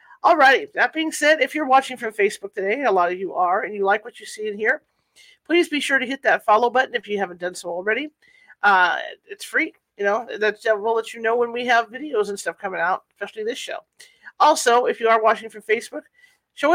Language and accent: English; California, United States; I'm from California